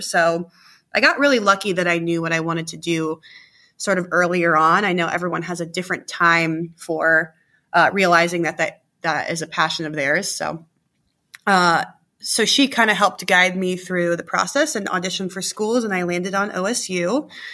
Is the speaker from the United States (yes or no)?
yes; Gahanna, Ohio, United States; where I grew up in Gahanna